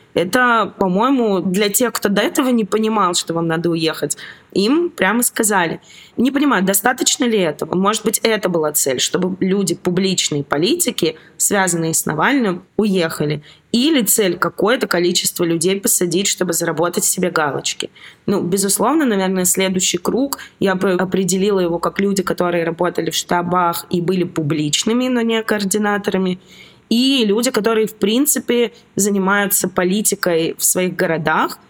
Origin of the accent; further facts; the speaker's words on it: Novosibirsk, Novosibirsk Oblast, Russia; moved away as an adult; also born or lived in Saint Petersburg, Russia; now in Georgia; Я из Новосибирска